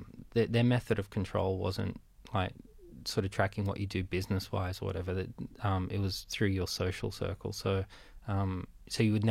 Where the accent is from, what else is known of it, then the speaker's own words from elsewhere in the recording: Cabramatta, New South Wales, Australia; also born or lived in Romania / Melbourne; by the time I was five, I grew up in Cabramatta